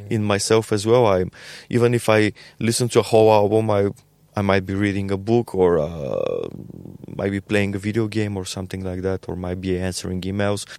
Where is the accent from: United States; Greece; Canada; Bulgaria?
Bulgaria; We are from Bulgaria